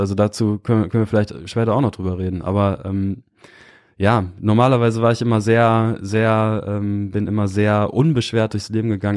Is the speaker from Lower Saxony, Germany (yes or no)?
yes; near Osnabrück, rural Lower Saxony, Germany; moved away as an adult; also born or lived in Kiel; ich bin äh, so ein richtig klassisches Dorfkind aus der niedersächsischen Provinz. Bin äh, äh, recht behütet aufgewachsen